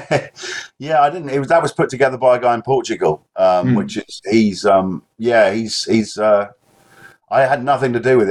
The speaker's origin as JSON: {"language": "English", "region": "England", "country": "United Kingdom", "said": "I'm particularly English"}